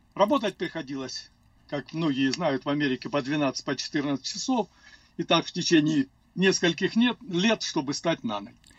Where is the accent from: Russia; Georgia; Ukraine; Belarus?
Russia; Cherkessk, Karachay-Cherkessia; first language Russian; moved away as an adult; also born or lived in Azerbaijan; now in Denver, United States; я родился в Азербайджане, и, как сказали, уже меня перевезли. Я не сам переехал, пятилетнем возрасте перевезли в город Черкесск